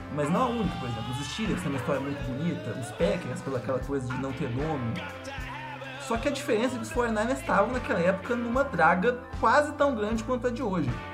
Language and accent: Portuguese; São João del-Rei, Minas Gerais, Brazil; sou de São João Del Rei, uma cidade histórica interior de Minas Gerais